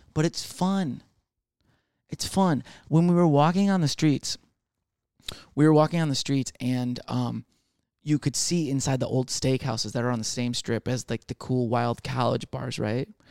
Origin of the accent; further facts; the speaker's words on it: Michigan, United States; now in Texas, United States; I'm from Michigan